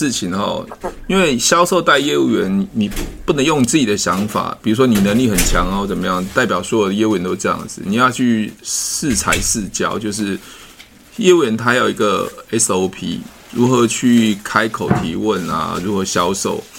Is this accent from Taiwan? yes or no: yes; Taoyuan, Taiwan; 我我桃园人啊，我我以前是、啊、